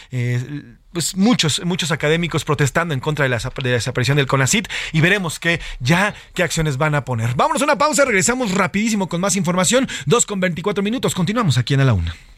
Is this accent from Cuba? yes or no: no; Mexico; nosotros como mexicanos